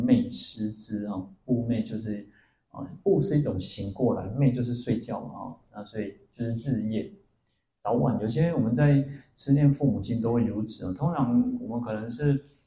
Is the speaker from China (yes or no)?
no; Taiwan; 我们说我们是台湾人